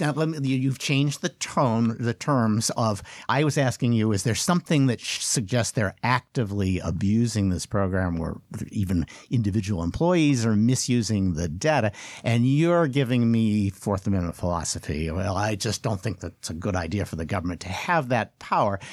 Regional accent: United States; as an American

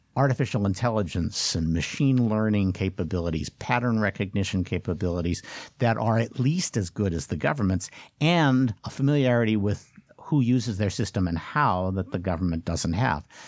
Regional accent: United States; as an American

